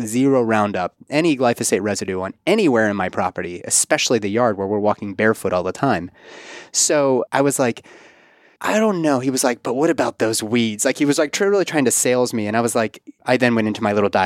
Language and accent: English; Pittsburgh, Pennsylvania, United States; now in Kentucky, United States; Pittsburgh, my hometown